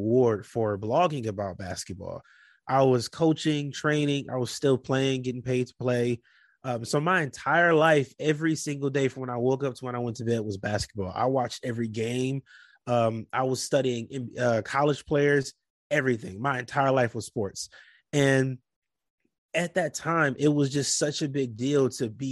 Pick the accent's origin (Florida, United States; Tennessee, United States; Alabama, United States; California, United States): California, United States; Compton; moved away as an adult; also born or lived in Portland; I'm from Compton, California. I did not want to go back to that life